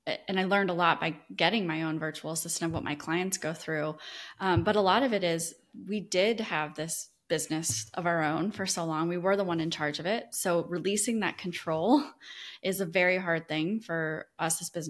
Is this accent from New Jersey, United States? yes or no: no; Iowa, United States; moved away as an adult; now in Destin, United States; I grew up in Iowa